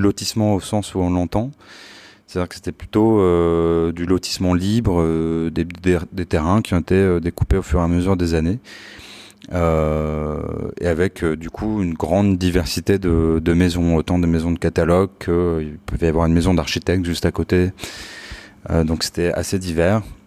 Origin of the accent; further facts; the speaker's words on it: Palaiseau, Île-de-France, France; also born or lived in Laval; Alors je, suis né en fait plus exactement à Laval et j'ai grandi euh, à Palaiseau, donc euh, qui est en région parisienne